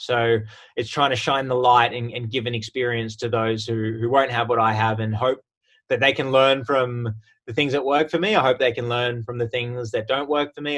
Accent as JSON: {"language": "English", "town": "Sydney", "region": "New South Wales", "country": "Australia", "tie": "born or raised there", "also_born_or_lived": "United States", "moved": "as an adult", "said": "I was born and raised in Sydney, but spent uh, six amazing years over in America"}